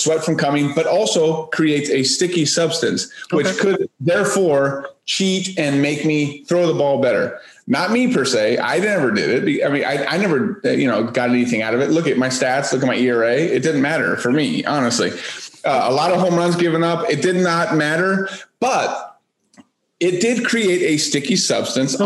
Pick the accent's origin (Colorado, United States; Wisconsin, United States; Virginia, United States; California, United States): California, United States; moved away; growing up in California